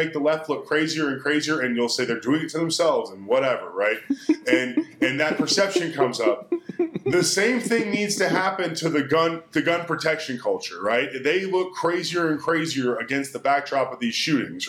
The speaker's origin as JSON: {"language": "English", "region": "Texas", "country": "United States", "said": "as a Texan"}